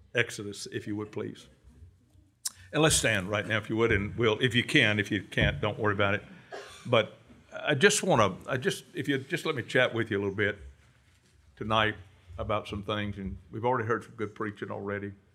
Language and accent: English; Cajun, Louisiana, United States; I'm a Cajun